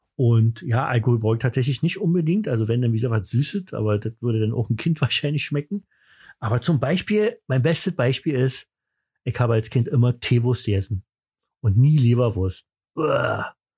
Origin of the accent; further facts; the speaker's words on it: East Germany, Germany; bei uns im Osten